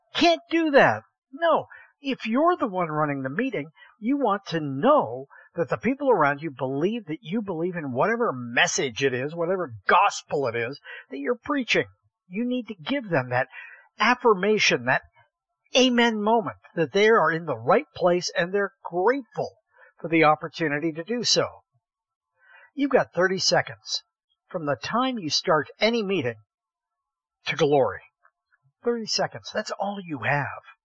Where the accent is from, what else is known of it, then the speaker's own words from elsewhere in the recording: Columbiana, Ohio, United States; I grew up in Columbiana, Ohio, the little town no one has ever heard